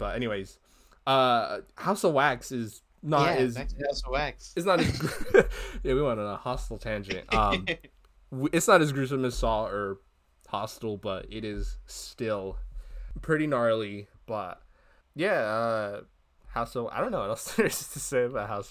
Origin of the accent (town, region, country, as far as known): United States